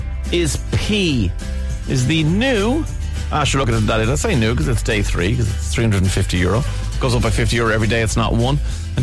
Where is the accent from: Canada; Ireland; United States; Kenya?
Ireland; Crumlin, Leinster; I'm from Crumlin, my friend is from Fox Rock.